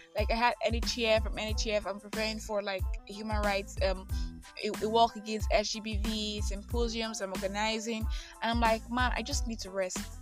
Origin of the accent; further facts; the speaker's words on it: Nigeria; I am that Nigerian Christian alcoholic